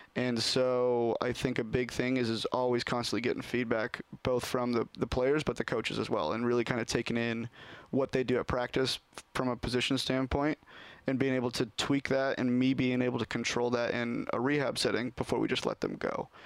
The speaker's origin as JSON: {"language": "English", "town": "Sherwood", "region": "Oregon", "country": "United States", "tie": "born or raised there", "said": "I grew up in Sherwood, and yep, from the area. Never moved anywhere else until college, really."}